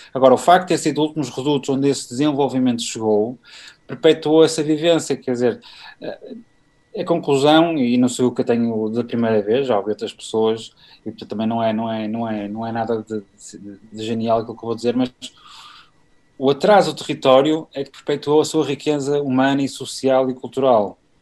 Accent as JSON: {"language": "Portuguese", "town": "Porto", "region": "Norte", "country": "Portugal", "said": "eu sou do Porto"}